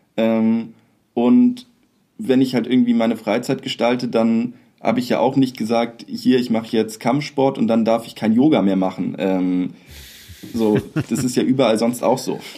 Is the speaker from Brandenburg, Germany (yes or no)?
no; Kleinförste, Lower Saxony, Germany; moved away; ich fühle mich immer noch meiner Heimatgemeinde in Kleinförste ähm, zugehörig, so, obwohl ich da schon seit über zehn Jahren äh, noch länger nicht mehr wohne